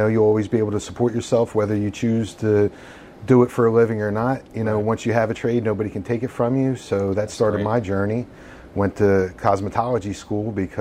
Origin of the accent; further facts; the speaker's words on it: King of Prussia, Pennsylvania, United States; I grew up in King of Prussia.